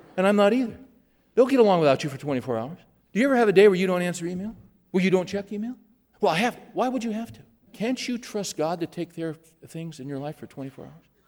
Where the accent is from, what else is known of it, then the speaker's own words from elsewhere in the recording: Bakersfield, California, United States; moved away; we were driving through my hometown, and I was showing my kids where I lived and went to school.